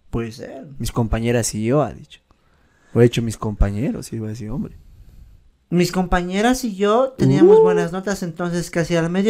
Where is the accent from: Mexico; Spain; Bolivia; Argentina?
Bolivia; La Paz; Para que entiendan mejor, soy de La Paz, pero estudio en la ESFM, es en un pueblito de Chuquisaca.